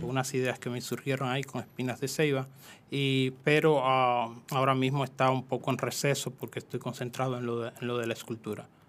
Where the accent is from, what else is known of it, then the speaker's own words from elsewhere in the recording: Jamey, San Cristóbal, Dominican Republic; En San Cristóbal específicamente soy de Jamey, San Cristóbal, es un campo.